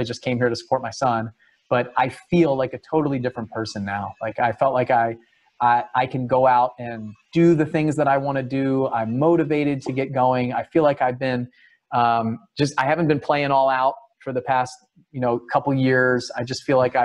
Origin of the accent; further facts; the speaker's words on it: San Diego, California, United States; I was born in San Diego